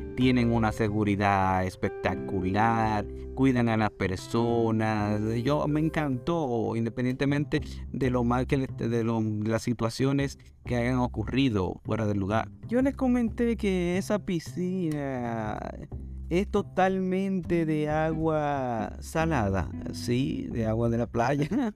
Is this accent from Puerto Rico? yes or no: no; Dominican Republic; nosotros somos dominicanos